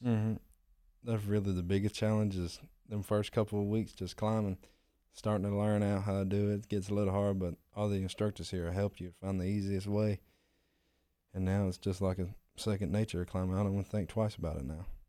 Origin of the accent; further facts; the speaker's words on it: Pensacola, Florida, United States; I'm from Pensacola, Florida